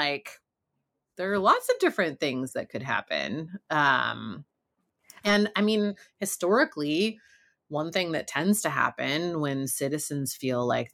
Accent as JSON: {"language": "English", "region": "California", "country": "United States", "said": "I am from California"}